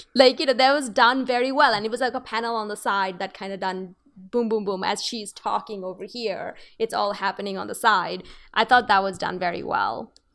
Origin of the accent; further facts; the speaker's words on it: Bangladesh; moved away; I come from Bangladesh, so I have to deal, I have, I'm actually a person of two worlds